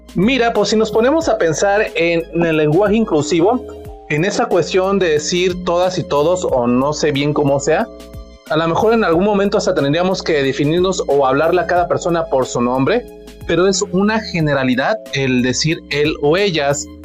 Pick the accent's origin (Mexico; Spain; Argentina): Mexico; así somos los mexicanos